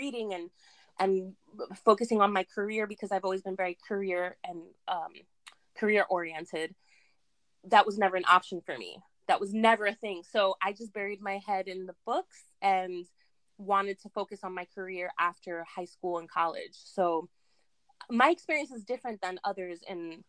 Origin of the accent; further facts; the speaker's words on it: New York City, New York, United States; also born or lived in Jackson Heights, Queens; I was born in Jackson Heights, Queens, and I came to where I live, where my parents raised me, to Richmond Hill, actually, when I was 7. And I grew up in that neighborhood